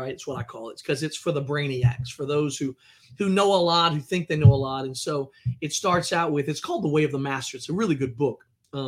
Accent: United States; I'm American

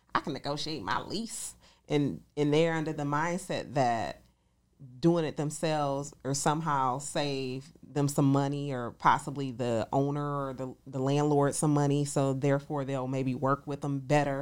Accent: Detroit, Michigan, United States; moved away as an adult; now in Atlanta, United States; I'm originally from Detroit, Michigan, here in Atlanta, Georgia. I've been in Atlanta for eight years

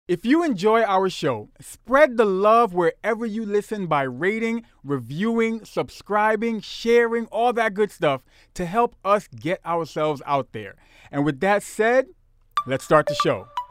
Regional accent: Brooklyn, New York, United States; growing up in Brooklyn, the part that I did, we had a lot of, um, fellow West Indian, Caribbean people

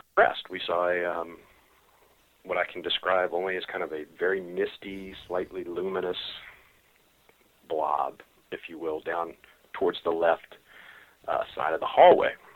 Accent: Richmond, Virginia, United States; I, um, was born and raised in Richmond

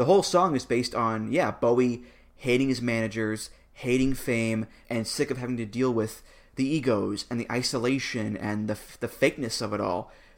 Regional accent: London, United Kingdom; I'm from London, England

